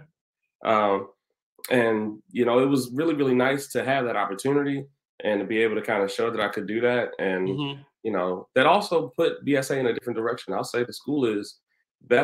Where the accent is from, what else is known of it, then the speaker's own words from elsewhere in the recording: Baltimore, Maryland, United States; I'm born and bred in Baltimore, Maryland